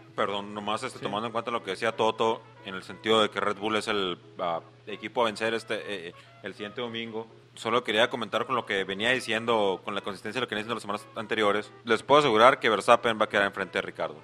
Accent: Mexico; como soy mexicano

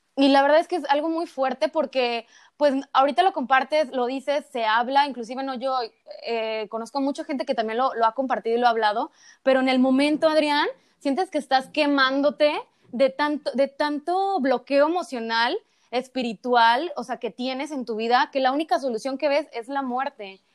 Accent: Acapulco, Guerrero, Mexico; en el kinder, en Acapulco, porque yo soy de Acapulco

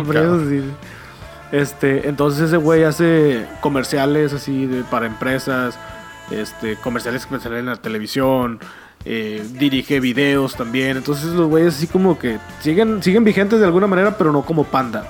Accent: Monterrey, Nuevo León, Mexico; yo sea de Monterrey

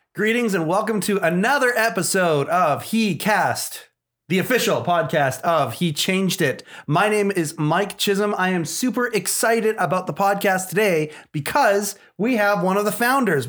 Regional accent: Canada; I'm born and raised here in Canada

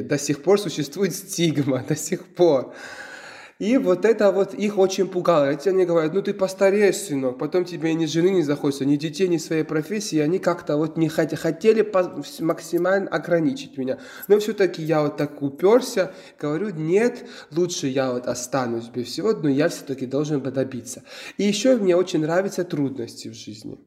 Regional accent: Georgia; Russian is a second language; moved away; also born or lived in Ukraine; мой родной язык не русский, вы забыли это сказать, потому что я э, грузин

